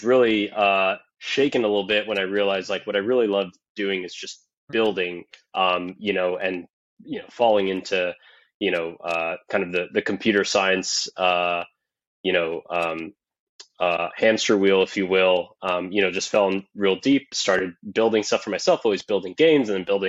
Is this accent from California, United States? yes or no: no; Miami, Florida, United States; also born or lived in San Francisco; born and raised in Miami, Florida